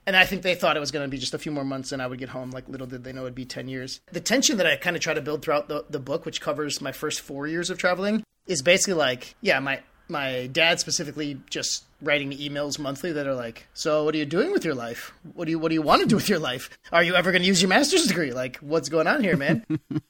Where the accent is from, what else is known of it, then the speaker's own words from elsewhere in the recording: United States; I had never really had a past like with like any cocaine use or anything growing up in the States